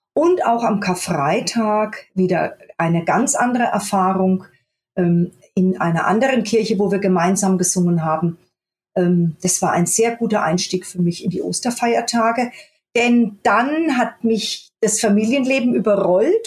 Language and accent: German; Germany; also born or lived in Göttingen; ich bin eigentlich geboren in Göttingen und bin aber mit vier Jahren in ein kleines Dorf im Spessart, äh, gezogen mit meinen Eltern und meinem Bruder